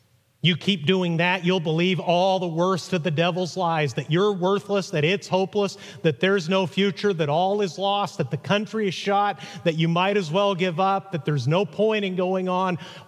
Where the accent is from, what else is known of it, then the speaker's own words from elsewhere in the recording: Mexico; When I was 8 years old growing up in Mexico, my dad went to preach in central Mexico